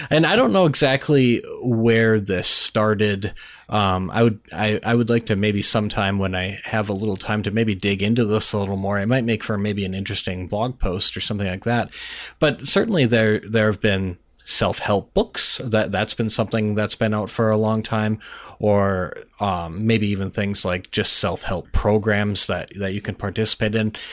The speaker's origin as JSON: {"language": "English", "region": "Minnesota", "country": "United States", "said": "Well, I'm Minnesotan"}